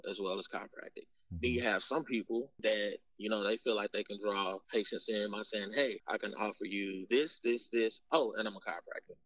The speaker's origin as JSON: {"language": "English", "region": "Arkansas", "country": "United States", "moved": "yes", "said": "we're from Arkansas"}